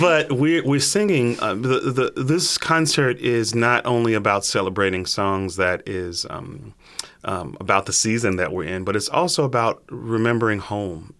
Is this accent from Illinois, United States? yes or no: yes; Chicago, Illinois, United States; moved away; grew up, born and raised in Chicago